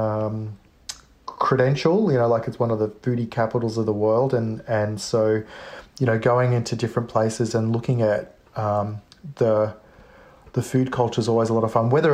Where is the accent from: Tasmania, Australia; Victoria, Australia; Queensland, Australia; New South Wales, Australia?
Victoria, Australia; Melbourne; I come from a family that migrated from Sicily. So my parents are Sicilian, and but I was born in Australia